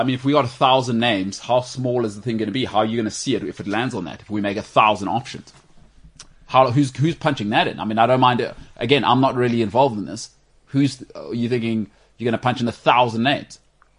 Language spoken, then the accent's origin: English; New Zealand; Well, I'm from New Zealand.